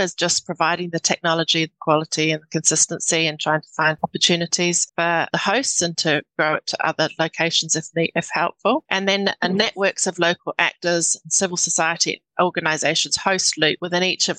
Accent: New Zealand; moved away; I'm a New Zealander.

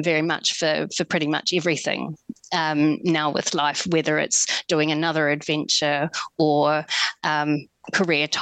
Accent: New Zealand; moved away; I'm originally from New Zealand, I grew up in a small lifestyle block of 1 acre.

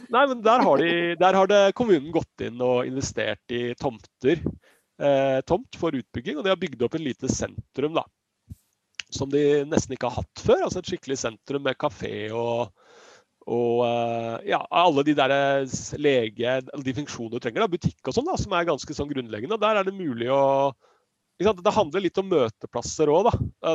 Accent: Siggerud, Akershus, Norway; Jeg er jo fra Sigrud

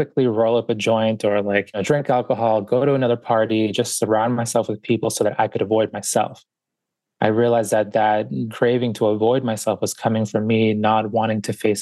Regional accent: Boston, Massachusetts, United States; also born or lived in Guayaquil, Ecuador; I was born in Guayaquil, Ecuador, and grew up in Boston. So we got here when I was about 4 years old

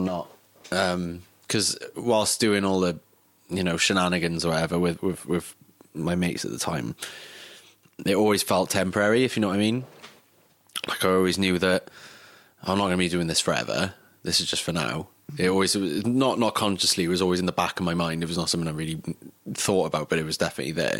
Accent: Caerphilly, Wales, United Kingdom; also born or lived in Athens, Greece / Splott, Cardiff / Rudry; We went between Athens and Cardiff, and then I was brought up in Splott, and then moved from there to Caerphilly

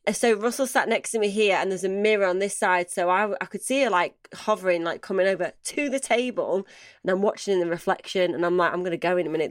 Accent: Manchester, North West England, United Kingdom; I'm from Manchester

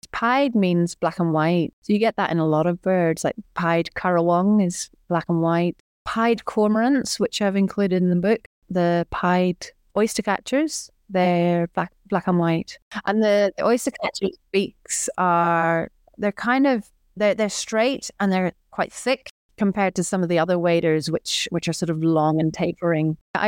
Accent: Belfast, Northern Ireland, United Kingdom; moved away as an adult; now in Victoria, Australia; I grew up in Belfast

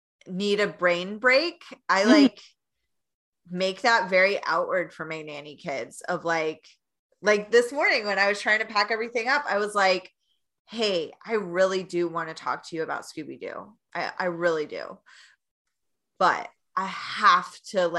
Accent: Knoxville, Tennessee, United States; moved away as an adult; now in Chicago, United States; I came from Knoxville, Tennessee, not as much traffic. Yeah, I'm a Southern girl

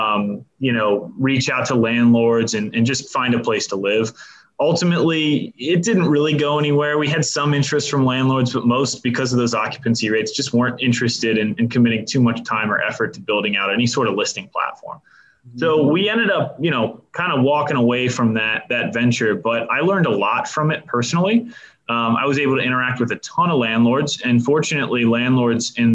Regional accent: Cincinnati, Ohio, United States; born and raised in the Cincinnati area, which is where I'm based now.

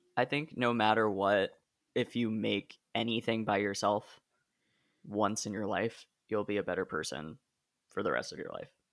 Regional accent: Hillsboro, Oregon, United States; I'm from Hillsboro.

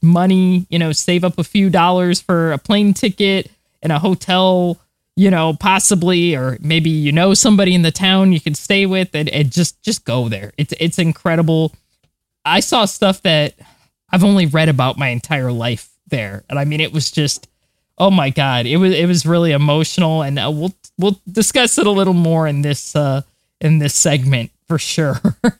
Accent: Florida, United States; I'm from Florida, so it wasn't really that surprising to me because I'm used to being in the heat and the humidity and all that.

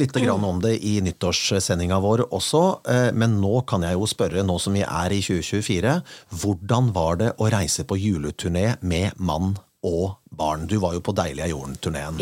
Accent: Kongsberg, Buskerud, Norway; now in Vestlandet, Norway; min hjemby Kongsberg

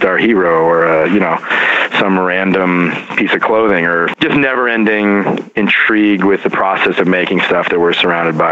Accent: rural Oregon, United States; also born or lived in Portland, Oregon / New York City; now in Philadelphia, United States; my hometown, rural Oregon

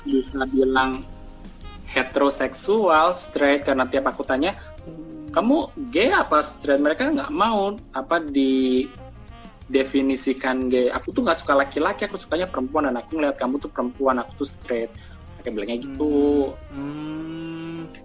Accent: Surakarta, Central Java, Indonesia; now in Jakarta, Indonesia; aku merantau ke Jakarta oh by aku dari Solo

